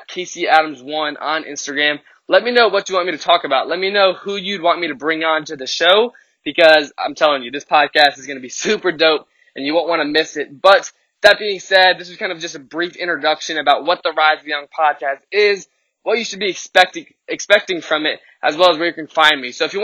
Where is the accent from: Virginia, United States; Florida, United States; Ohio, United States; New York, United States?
Virginia, United States; Richmond; born or raised there